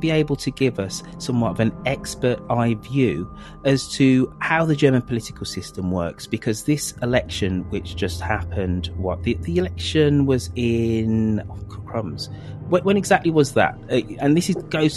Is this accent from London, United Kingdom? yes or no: no; Birmingham, West Midlands, United Kingdom; moved away; back in my hometown of Birmingham in England